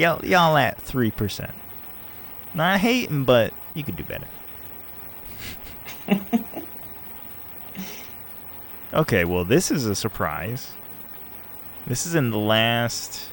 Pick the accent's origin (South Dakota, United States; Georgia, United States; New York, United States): New York, United States; Shout out to my home state